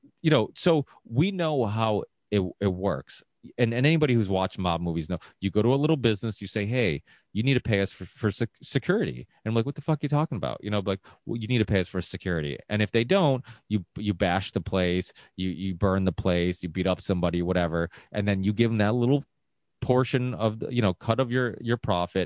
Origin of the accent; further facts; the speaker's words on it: Ludlow, Massachusetts, United States; we're from the Ludlow Springfield area